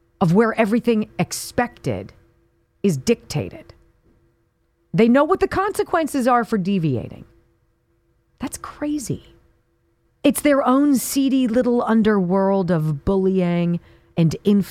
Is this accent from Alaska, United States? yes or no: no; Southern California, United States; growing up in Southern California